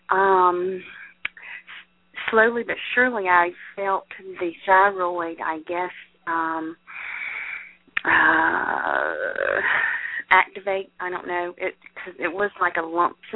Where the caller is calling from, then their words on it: Davison, Michigan, United States; I am from Davison, Michigan.